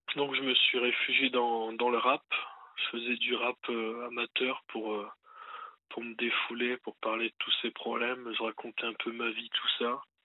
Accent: Lens, Hauts-de-France, France; je suis né à Lens, dans le Pas-de-Calais

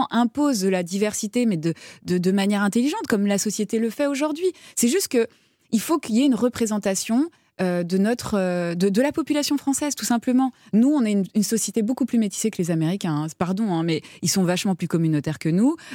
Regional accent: France; c'est peut-être parce qu'on est français

